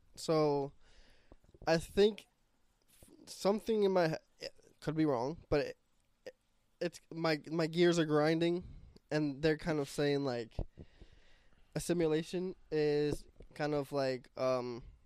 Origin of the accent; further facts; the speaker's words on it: Puerto Rico; also born or lived in New York; now in Sunbury, United States; I was born in Puerto Rico